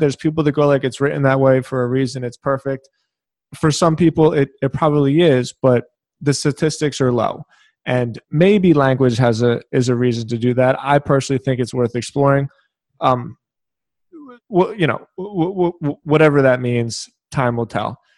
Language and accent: English; Philadelphia, Pennsylvania, United States; I'm from Philadelphia.